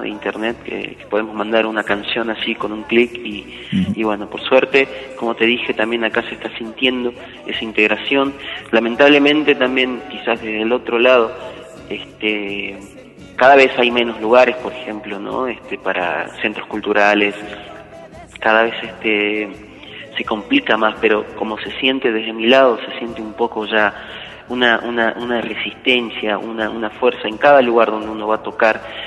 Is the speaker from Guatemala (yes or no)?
no; Huancar, near Abra Pampa, Jujuy, Argentina; me he criado desde chico en ese lugar